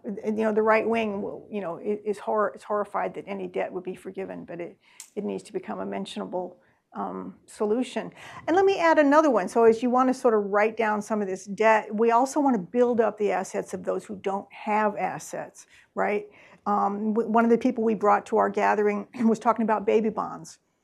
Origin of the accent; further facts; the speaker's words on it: Columbia, Missouri, United States; now in Massachusetts, United States; I am from Missouri, from Columbia, Missouri